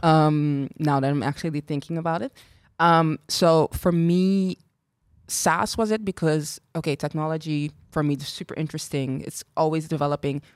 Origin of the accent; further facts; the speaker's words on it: Curaçao; moved away as an adult; also born or lived in Equatorial Guinea / Ireland / Spain; I'm from Curacao as well, very born and raised proud Caribbean girl.